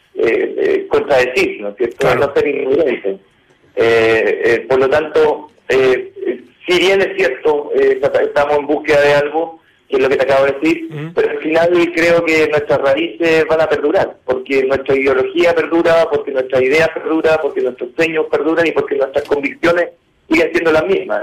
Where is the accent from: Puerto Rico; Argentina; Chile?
Chile; moved away as an adult; now in Peru; los técnicos chilenos